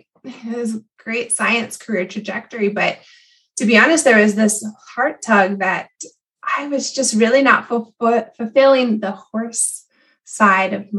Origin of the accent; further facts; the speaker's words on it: Southeast Pennsylvania, United States; I grew up in Southeast Pennsylvania